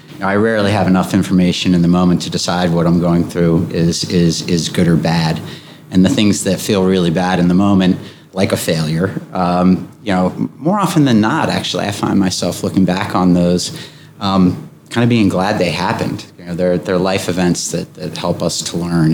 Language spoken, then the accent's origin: English; Wilmington, Delaware, United States; I was born and raised here. Uh, I grew up on Rodney Street in, in downtown Wilmington